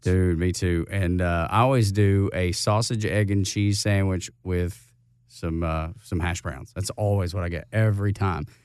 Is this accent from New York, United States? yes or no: no; Dalton, Georgia, United States; my hometown of Dalton, Georgia.